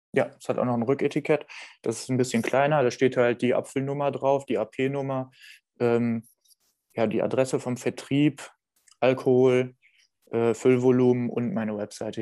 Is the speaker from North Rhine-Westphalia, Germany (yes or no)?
yes; Düsseldorf, North Rhine-Westphalia, Germany; moved away; also born or lived in Winningen; ich komme ursprünglich aus der Gegend Neues Düsseldorf. Ich bin in Düsseldorf geboren.